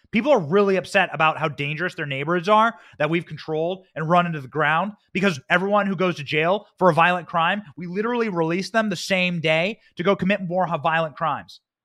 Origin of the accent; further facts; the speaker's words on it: Iowa, United States; moved away; my home state of Iowa. That's where I was raised.